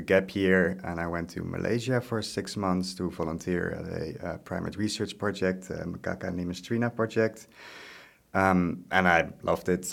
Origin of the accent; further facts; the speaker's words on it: Netherlands; moved away as an adult; also born or lived in Groningen; now in Osnabrück, Germany; I'm from the Netherlands. I'm not originally German.